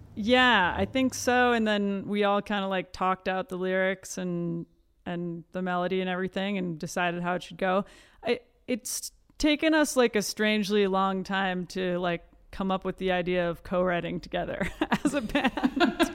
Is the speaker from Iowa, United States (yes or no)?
yes; Iowa City, Iowa, United States; born and raised in Iowa City, Iowa